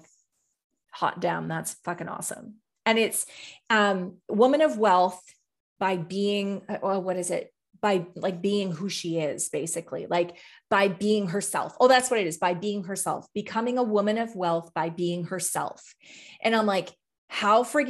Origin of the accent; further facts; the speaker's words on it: Canada; I'm from Canada.